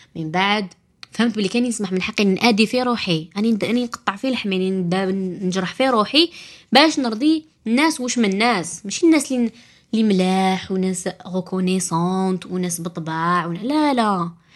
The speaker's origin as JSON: {"language": "Arabic", "country": "Algeria", "said": "عندنا في الجزائر"}